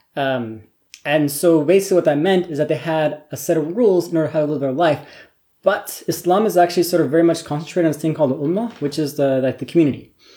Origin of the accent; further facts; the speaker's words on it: the Northwest, Pacific Northwest, United States; moved away; I'm, I'm American. Um, I grew up uh, in the Northwest, basically in a really small college town surrounded by farming country